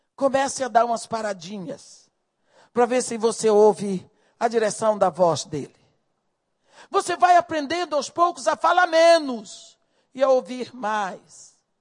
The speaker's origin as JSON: {"language": "Portuguese", "region": "Bahia", "country": "Brazil", "tie": "born or raised there", "also_born_or_lived": "Rio de Janeiro", "moved": "yes", "said": "eu cresci na Bahia"}